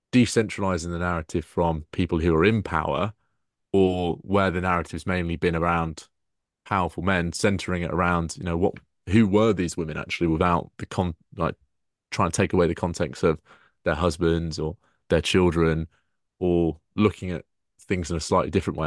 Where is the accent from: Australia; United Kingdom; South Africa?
United Kingdom; Peterborough, East of England; my hometown